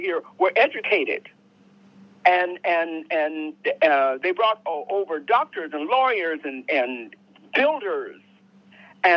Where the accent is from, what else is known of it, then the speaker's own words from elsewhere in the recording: Wetumka, Oklahoma, United States; moved away; also born or lived in Japan / Korea / Richmond, California / San Francisco; I was born in Oklahoma, but I wasn't born in Tulsa, but I was born in Wetumpka.